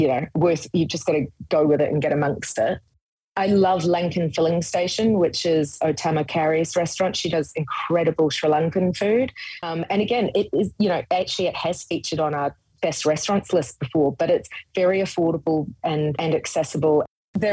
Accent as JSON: {"language": "English", "country": "Hong Kong", "tie": "born or raised there", "moved": "yes", "lives_now": "Australia", "said": "I grew up in Hong Kong"}